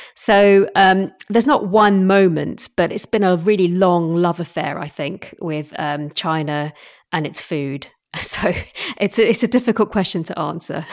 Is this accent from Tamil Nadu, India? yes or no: no; Assam, India; moved away; also born or lived in London, England; I was raised in sort of Assam, which is the northeastern state